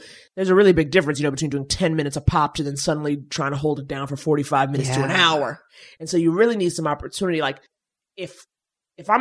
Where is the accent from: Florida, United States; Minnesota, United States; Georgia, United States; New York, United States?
New York, United States; because I was from New York